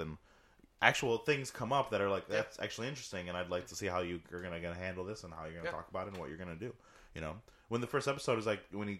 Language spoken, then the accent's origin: English; Dunkirk, New York, United States; born or raised there; moved away